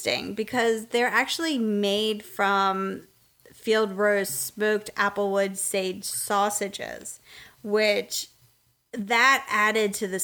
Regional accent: Pennsylvania, United States; moved away as an adult; now in Southern United States; we're originally from Pennsylvania

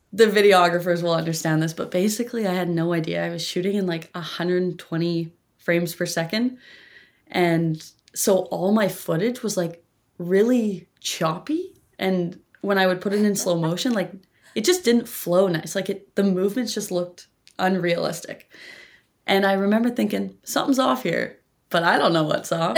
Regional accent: Campbell River, British Columbia, Canada; Campbell River, uh, British Columbia, on the tiny little island that is Vancouver

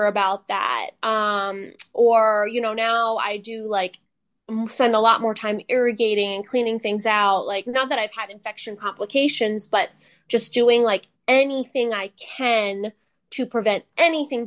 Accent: Northeast, United States; moved away; I grew up in the Northeast where people are very in your face.

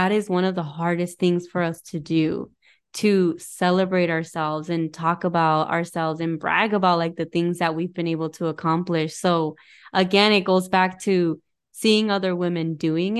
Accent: Arizona, United States; moved away; I went when I was out in Arizona, and growing up in Arizona

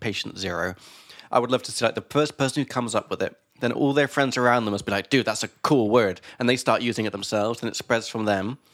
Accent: England, United Kingdom; from England

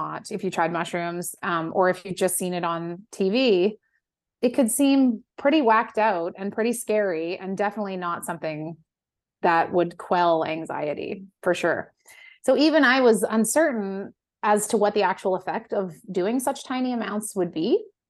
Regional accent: West Coast, United States; I mean, I'm from the West Coast and a very like lenient drug culture out there.

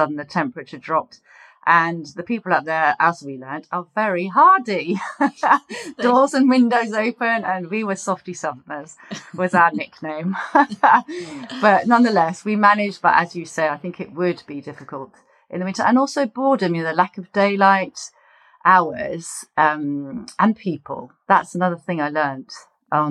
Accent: Poole, South West England, United Kingdom; moved away; I was born in Poole, so I love the South Coast and know it very well

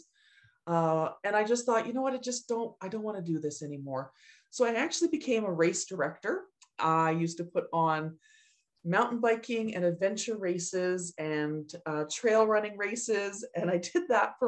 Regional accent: Edmonton, Alberta, Canada; And I was living in Edmonton. I was going to the University of Alberta

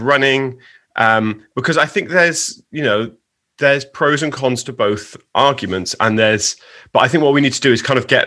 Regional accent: United Kingdom

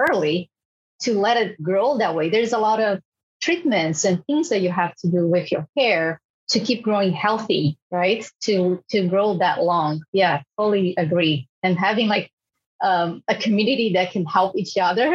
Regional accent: Brazil; moved away; I'm from Brazil

